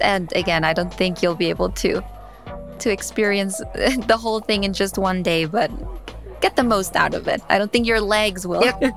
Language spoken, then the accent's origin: English; New York City, New York, United States; I was born in New York City in Queens